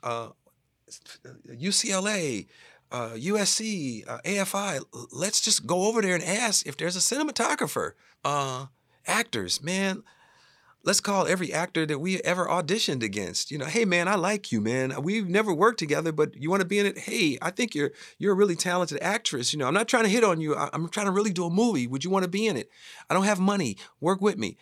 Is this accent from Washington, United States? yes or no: no; Chicago, Illinois, United States; moved away; also born or lived in New York City; I'm from Chicago and I started in the theater when I was fourteen years old